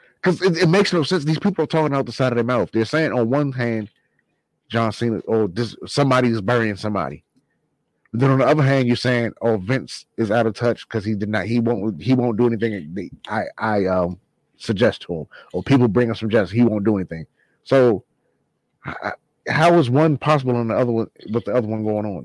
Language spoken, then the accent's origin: English; Washington, District of Columbia, United States; The genre of music I like from my hometown, DC.